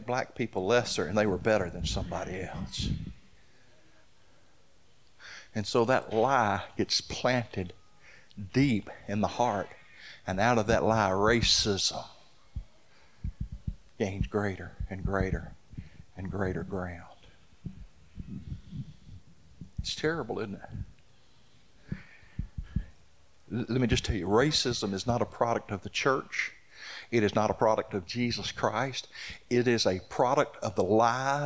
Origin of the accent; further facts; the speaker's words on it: the Old South, United States; I grew up in the Old South